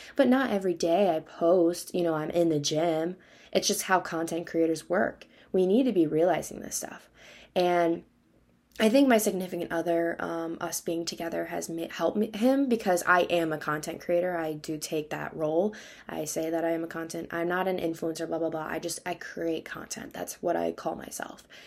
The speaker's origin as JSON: {"language": "English", "region": "Wisconsin", "country": "United States", "moved": "yes", "said": "I'm from Wisconsin"}